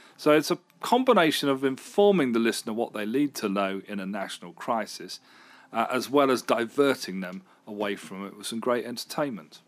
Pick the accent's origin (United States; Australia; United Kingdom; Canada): United Kingdom; I, as a British person